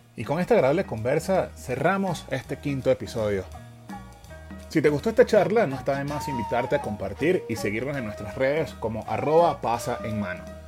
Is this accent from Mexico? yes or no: no; Venezuela; en Venezuela nosotros no usamos la palabra